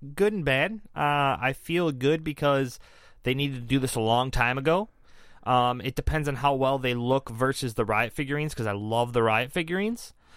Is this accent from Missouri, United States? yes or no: no; Detroit, Michigan, United States; we're here from the Metro Detroit area